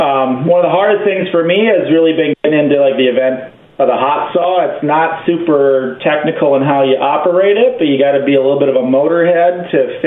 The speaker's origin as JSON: {"language": "English", "town": "Hayward", "region": "Wisconsin", "country": "United States", "tie": "born or raised there", "said": "I grew up in Hayward"}